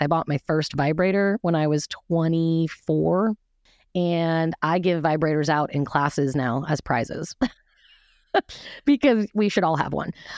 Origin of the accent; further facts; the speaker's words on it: Seattle, Washington, United States; I was raised in Seattle in an extremely conservative, fundamentalist, religious